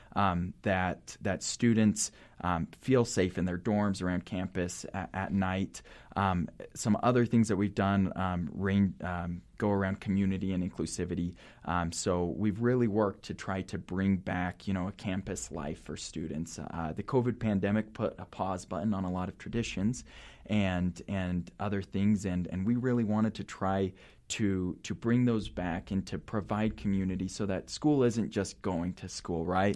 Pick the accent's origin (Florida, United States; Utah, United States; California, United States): Utah, United States; Salt Lake City; I grew up in Salt Lake City.